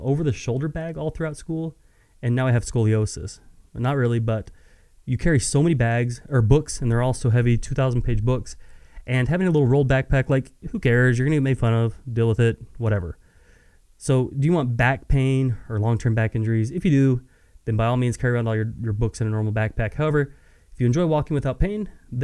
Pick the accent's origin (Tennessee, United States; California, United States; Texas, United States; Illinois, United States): Texas, United States; West; I'm born and raised in West Texas.